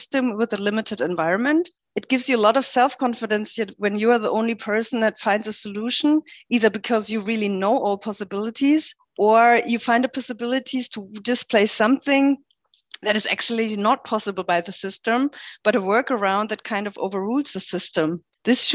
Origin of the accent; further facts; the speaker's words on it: middle of Germany, Central Germany, Germany; moved away as an adult; also born or lived in Lüneburg; I grew up in a very small place in the middle of Germany